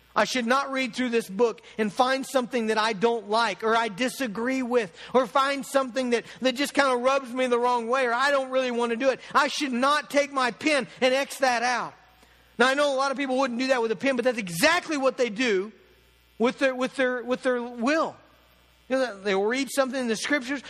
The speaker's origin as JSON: {"language": "English", "country": "United States", "said": "being an American Christian"}